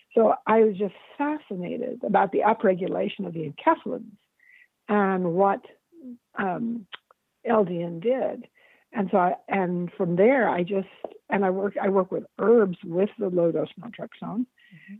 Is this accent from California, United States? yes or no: yes; California, United States; now in Seattle, United States; I'm from California.